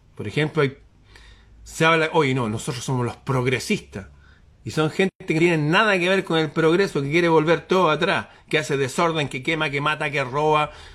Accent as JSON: {"language": "Spanish", "country": "Chile"}